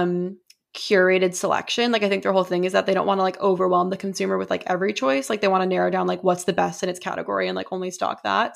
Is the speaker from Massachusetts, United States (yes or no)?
yes; Boston, Massachusetts, United States; as a Bostonian